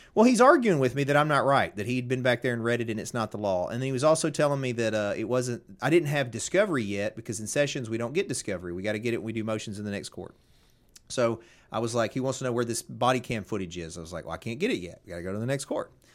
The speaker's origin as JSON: {"language": "English", "town": "Covington", "region": "Tennessee", "country": "United States", "said": "I'm from Covington."}